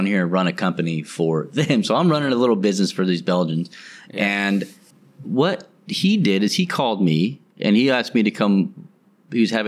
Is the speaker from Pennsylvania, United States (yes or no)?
no; Colorado, United States; moved away as an adult; now in Thailand; I come from Colorado where it's an at-will state